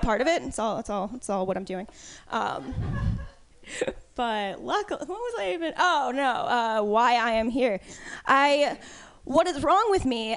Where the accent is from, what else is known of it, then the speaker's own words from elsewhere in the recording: East Coast, United States; moved away; I was raised on the East Coast, though, because uh, politeness is a huge, huge thing there